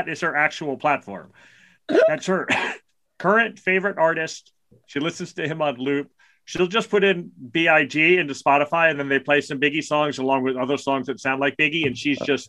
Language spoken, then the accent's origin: English; New York City, New York, United States; He lives 1.2 miles from where I grew up in Brooklyn.